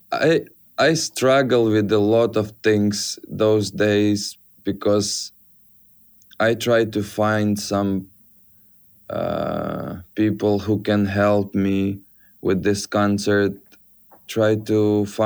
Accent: Ukraine; English is a second language; I'm from Ukraine. You know, Ukraine it's like a little bit different. I'm so proud for Ukrainian, but it's not a European Union.

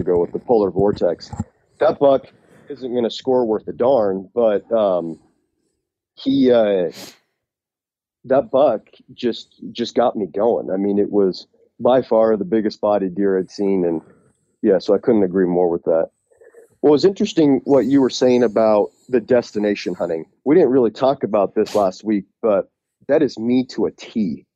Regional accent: Utah, United States; I'm from Utah

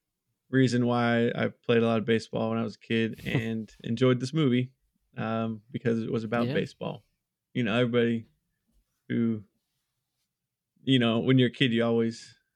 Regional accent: Florida, United States; Yes. And I will root for the Pirates if they're playing anybody except for the Rays, because my real team for baseball is the Rays.

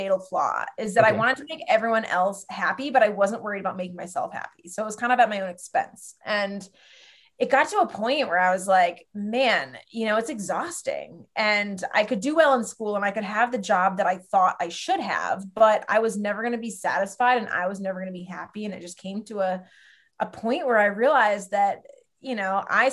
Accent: Western Massachusetts, United States; I grew up in Western Mass

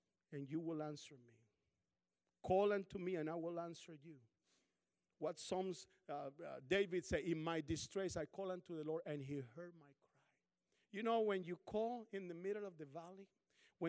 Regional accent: Colombia; now in Kansas, United States; I'm from Colombia, South America.

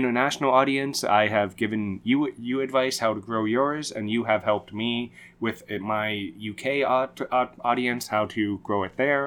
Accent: Canada; my home country

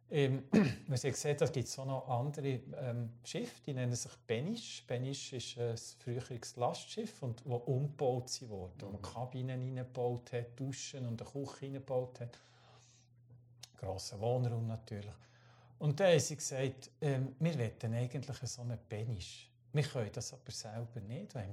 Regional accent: Switzerland; mit, als Schweizer äh, auf einem holländischen alten Frachter

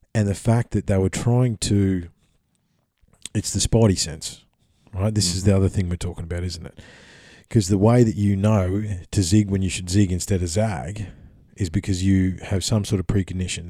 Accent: Australia; we're Australian

